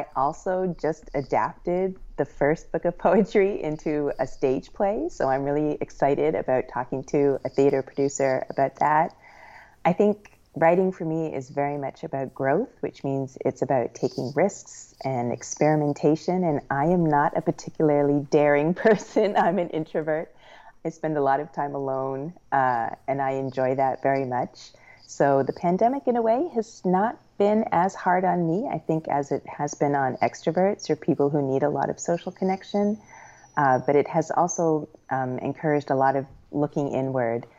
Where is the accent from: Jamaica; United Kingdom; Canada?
Canada; also born or lived in Brooklyn, New York, United States / Lancaster, Pennsylvania, United States; now in Evanston, United States; I'm an immigrant. I grew up in Canada, and then I've been in the U.S. now longer than I have lived in Canada.